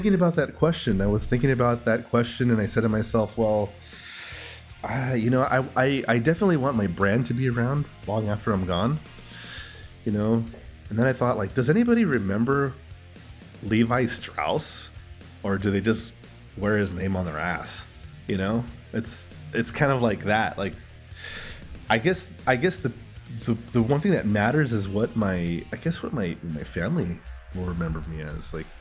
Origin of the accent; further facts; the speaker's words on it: Los Angeles, California, United States; I'm from originally from East LA, Southern California.